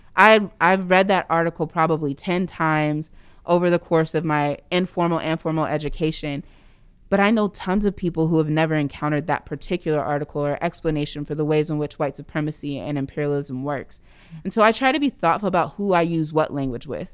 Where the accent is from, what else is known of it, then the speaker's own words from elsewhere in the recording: Indiana, United States; now in Seattle, United States; where I grew up in Indiana